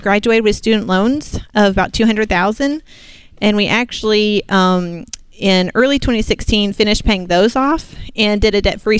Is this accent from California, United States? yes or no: no; Muscle Shoals, Alabama, United States; We're from Muscle Shoals, Alabama.